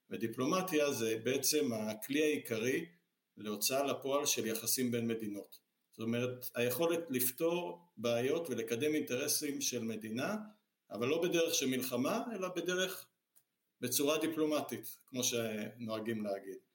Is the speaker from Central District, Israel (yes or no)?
yes; Ra'anana, Central District, Israel; במקור אני גדלת, נולדתי וגדלתי כל חיי ברעננה, ועברתי לפה רק אחרי שהתחתנו.